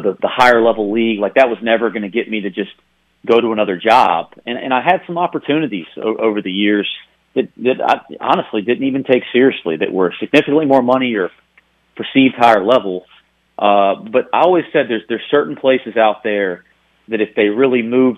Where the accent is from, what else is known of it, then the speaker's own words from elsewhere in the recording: the South, Southern United States, United States; accent: Southern; moved away as an adult; also born or lived in Greensboro; now in Cincinnati, United States; my Southern accent